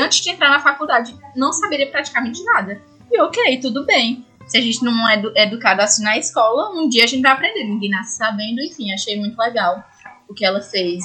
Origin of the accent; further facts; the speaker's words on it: Ceará, Brazil; moved away; minha cidade natal tá lá, tem, é no Ceará